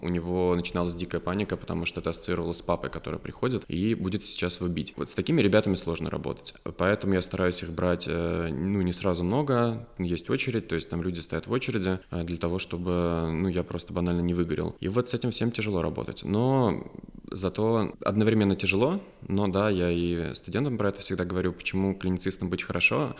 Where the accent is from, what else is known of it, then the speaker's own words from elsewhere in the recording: Ryazan, Ryazan Oblast, Russia; also born or lived in Moscow / Germany; now in Lyubertsy, Russia; я из Рязани, у нас там лужа и грибы с глазами, вот, но а, опять же, я очень люблю свой родной город